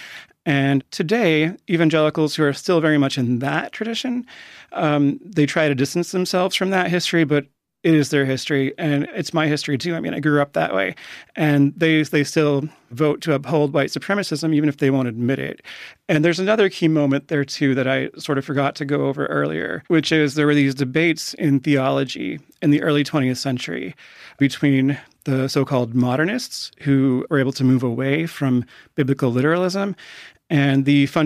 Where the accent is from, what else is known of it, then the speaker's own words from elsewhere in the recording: Fishers, Indiana, United States; I grew up mostly in a north suburb of Indianapolis called Fishers. I was born in a small town in northern Indiana